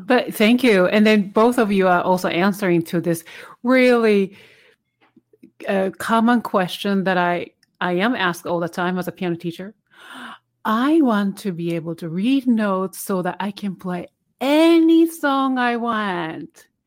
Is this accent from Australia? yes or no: no; Japan; English is a second language; moved away as an adult; now in United States; this is my, obviously my second language. And then for twenty years, I couldn't speak because the way they teach you, uh, English language in Japan